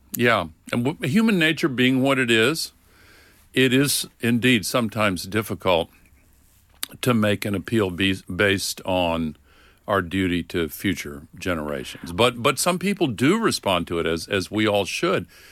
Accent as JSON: {"language": "English", "region": "the South", "country": "United States", "tie": "born or raised there", "said": "When I was growing up in the South, in the Uni-, United States"}